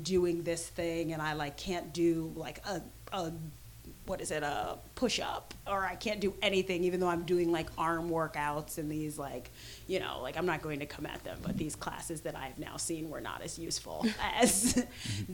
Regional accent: Jamaica; I'm Jamaican

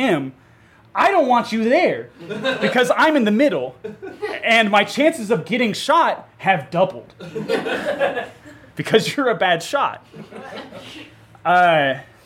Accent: the South, United States; moved away; also born or lived in Chicago; I've gotten into a lot of fights with people from back home, because I'm from the South, about gun control

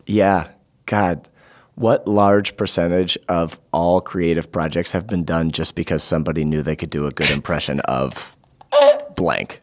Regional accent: Vermont, United States; I grew up in Vermont, too

